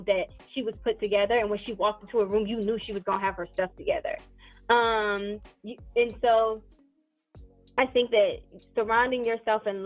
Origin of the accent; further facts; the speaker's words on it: Paterson, New Jersey, United States; accent: New Jersey; I'm originally from Paterson, New Jersey